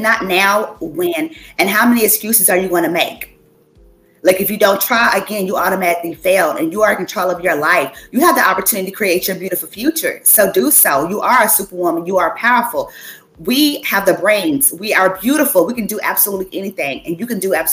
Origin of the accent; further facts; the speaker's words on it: Clinton, Kentucky, United States; moved away as an adult; now in Massachusetts, United States; It's called Clinton, Kentucky.